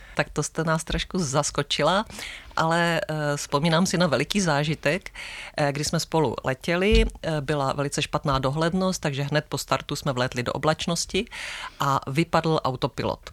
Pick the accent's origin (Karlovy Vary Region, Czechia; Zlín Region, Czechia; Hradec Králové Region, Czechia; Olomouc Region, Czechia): Zlín Region, Czechia; Zlín; now in Velké Karlovice, Czech Republic; tři jsme ze Zlína